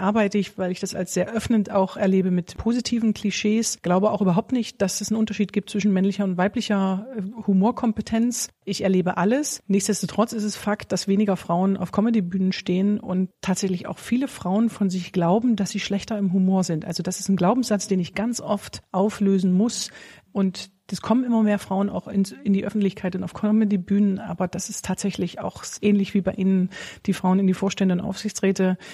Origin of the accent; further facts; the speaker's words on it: Bitterfeld-Wolfen, Saxony-Anhalt, Germany; Ich komme aus der Gegend Bitterfeld-Wolfen